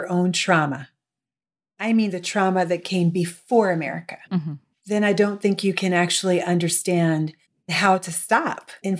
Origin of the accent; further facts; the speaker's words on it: Midwest, United States; how does New York City interact with my history as a Midwesterner?